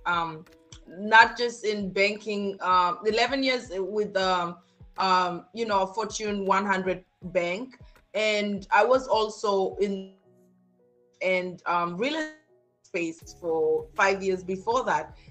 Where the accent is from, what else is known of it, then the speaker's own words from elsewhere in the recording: Kenya; moved away as an adult; also born or lived in Germany; now in San Antonio, United States; I actually grew up in Kenya and I spent 18 years of my life. My first 18 years was spent in Kenya